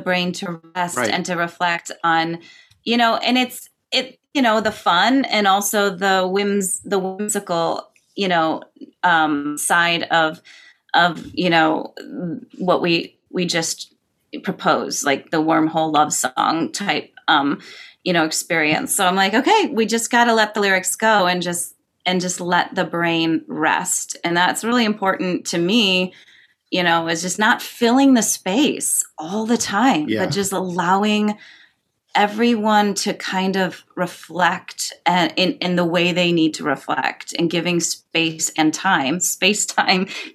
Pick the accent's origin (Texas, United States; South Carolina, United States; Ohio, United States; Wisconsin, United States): Ohio, United States; Cleveland; also born or lived in California; now in Los Angeles, United States; I grew up in Cleveland and there's Lake Road